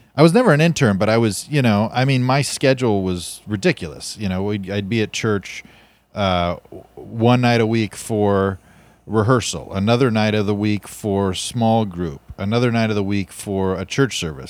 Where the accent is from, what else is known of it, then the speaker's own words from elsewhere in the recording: Fresno, California, United States; I was born in America, in Fresno with, with Christian parents in nineteen eighty-one